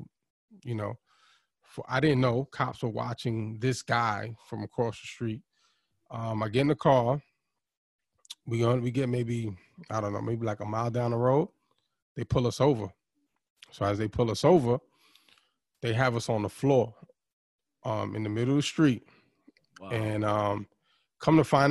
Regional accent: New York City, New York, United States; I grew up in East New York, and growing up around that time, you know, late 80s, 90s

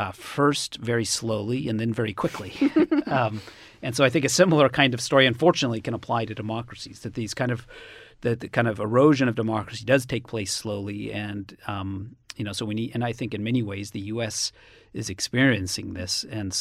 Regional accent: Cambridge, Massachusetts, United States; I come from Cambridge, Massachusetts, and it's a, you know, solidly blue state.

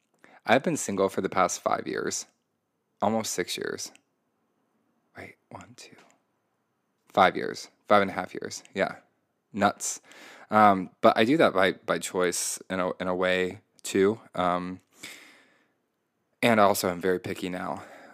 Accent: Indiana, United States; I grew up in Indiana, very conservative state, very conservative town, very white, very privileged.

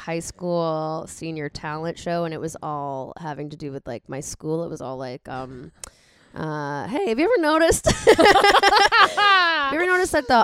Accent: Hartford, Connecticut, United States; I was born in Hartford, Connecticut

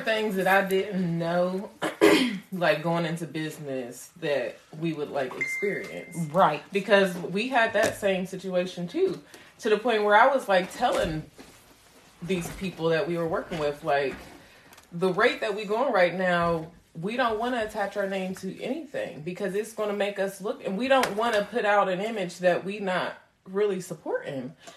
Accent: New York City, New York, United States; I come from the Linden area, the Windsor Terrace

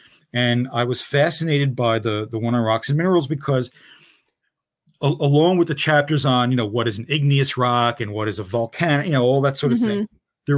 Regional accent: Newark, New Jersey, United States; I grew up in the Ironbound section of Newark, New Jersey, and then mm-hmm. Kearney across the river, you know, very urban.

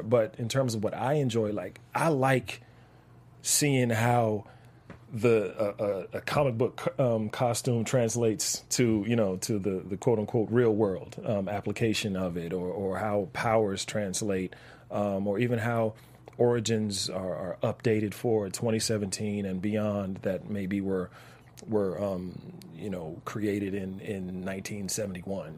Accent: Washington, District of Columbia, United States; moved away; I'm from Washington D.C.

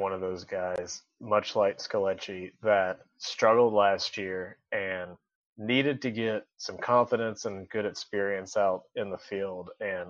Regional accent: Huntsville, Alabama, United States; that's my hometown team

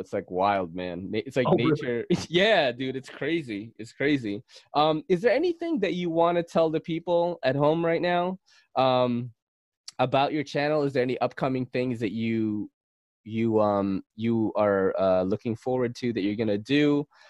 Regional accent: Philippines; Oh shit. Hey, that's a stereotype. That's not real. I'm a Filipino, I'm part Spanish.

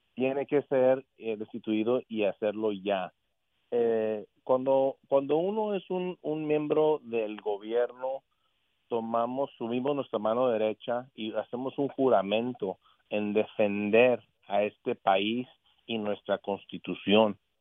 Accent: United States; yo soy estadounidense de aquí de este país

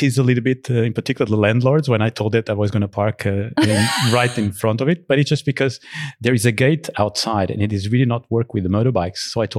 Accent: Portugal; also born or lived in Angola; And in fact, I'm Portuguese, but I was born in Africa, in Angola, which at the time was a colony for Portugal.

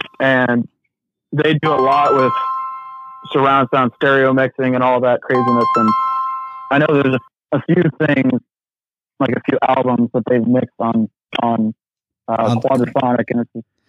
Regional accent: Illinois, United States; I'm not actually from the South. A little nervous. I'm from.

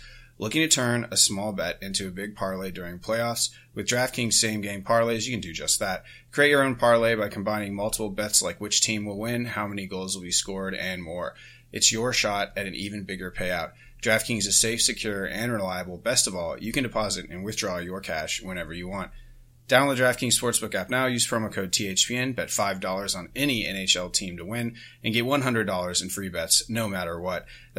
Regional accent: Chantilly, Virginia, United States; So Chantilly.

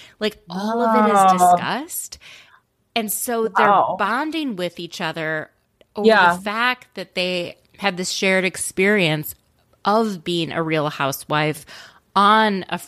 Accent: Canada; I'm from Canada.

